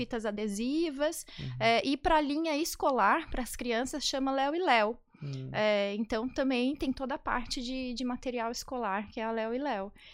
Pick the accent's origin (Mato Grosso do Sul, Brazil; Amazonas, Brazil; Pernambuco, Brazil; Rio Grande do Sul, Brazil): Mato Grosso do Sul, Brazil; Campo Grande; moved away as an adult; Eu sou de Campo Grande, do Mato Grosso do Sul